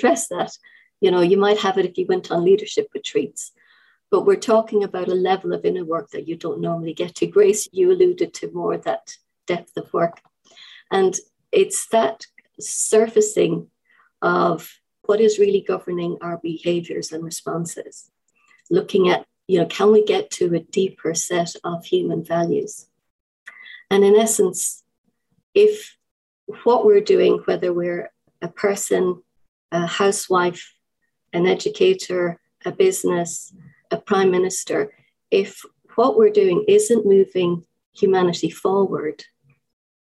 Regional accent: Ireland; now in United Kingdom; I'm an Irish person living in the UK.

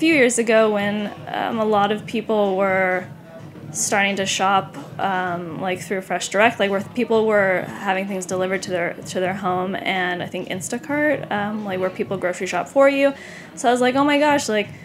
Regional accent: San Clemente, California, United States; moved away; I'm from Southern California. I'm from a small town

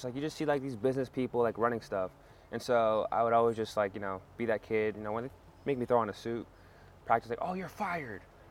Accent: Canada; first language French; English is a second language; moved away as an adult; also born or lived in Belgium / Riverside, California / Texas / Washington, D.C.; now in Los Angeles, United States; I'm born in Belgium, but I was raised in Canada. My first language is actually French, it's not even English.

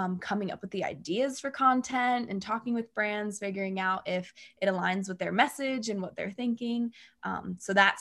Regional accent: New Jersey, United States; moved away as an adult; now in Austin, United States; I'm from New Jersey, but I just recently moved to Austin

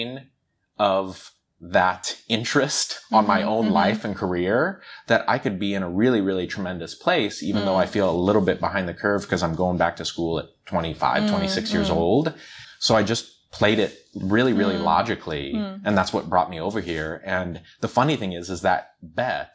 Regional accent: Omaha, Nebraska, United States; moved away as an adult; now in China; I'm from the States, originally from the Midwest, so right in the center, Omaha, Nebraska

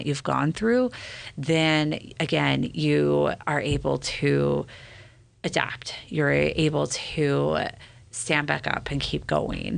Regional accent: California, United States; moved away as an adult; also born or lived in Utah County, Utah; now in Davis County, Utah, United States; I grew up in California

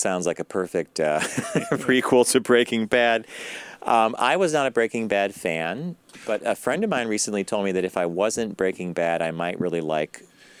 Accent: New York City, New York, United States; there's a name that means a lot to me as a New Yorker

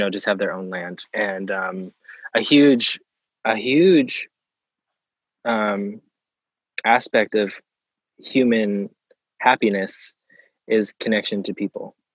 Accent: Pennsylvania, United States; moved away; growing up in Pennsylvania

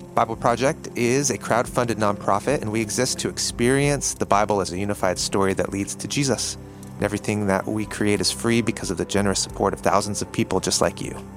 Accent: Malaysia; I'm from Malaysia

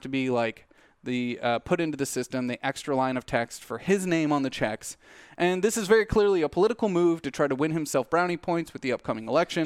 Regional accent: United States; as American people

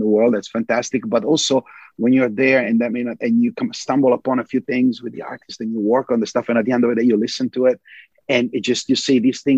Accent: Italy; also born or lived in New York, United States; now in Los Angeles, United States; growing up in Italy

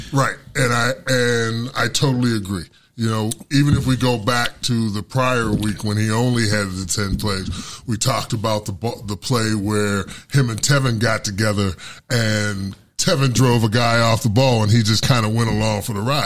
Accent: Pittsburgh, Pennsylvania, United States; moved away; I'm from Pittsburgh

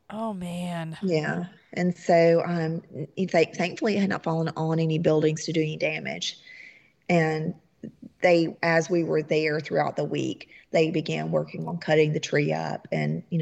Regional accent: the South, United States; And very New Orleans feel. Uh huh. We're from the South, so you know, kind of felt right at home.

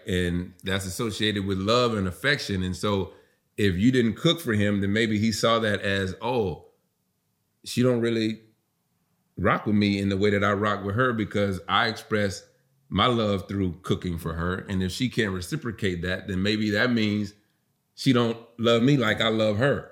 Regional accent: the South, United States; I was raised in the South

